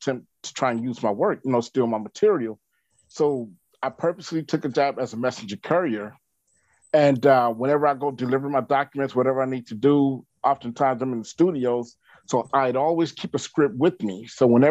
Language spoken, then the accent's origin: English; Little Rock, Arkansas, United States; I'm from Little Rock, Arkansas